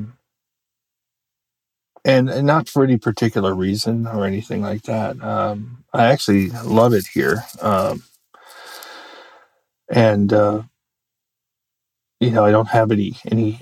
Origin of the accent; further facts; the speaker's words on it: United States; also born or lived in Maryland / Virginia; I grew up in Maryland and Virginia